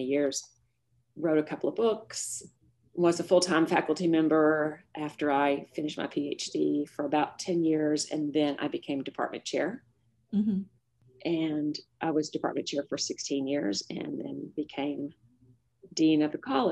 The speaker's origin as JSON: {"language": "English", "town": "Little Rock", "region": "Arkansas", "country": "United States", "tie": "born or raised there", "said": "I grew up in Little Rock, went to Central High School"}